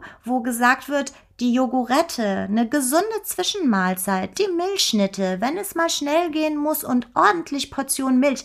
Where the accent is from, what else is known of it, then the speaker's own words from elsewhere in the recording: Germany; bei uns in Deutschland